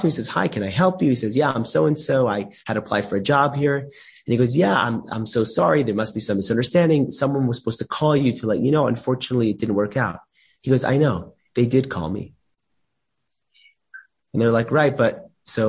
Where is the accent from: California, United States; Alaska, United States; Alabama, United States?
California, United States; Los Angeles; I have a good friend of mine growing up in Los Angeles. We grew up together